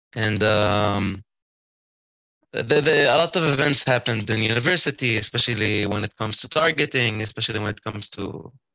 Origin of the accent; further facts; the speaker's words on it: Kafr Qasim, Central District, Israel; moved away as an adult; now in Beersheba, Israel; I'm from a small city called Kfar Qasim, which is close to Petah Tikva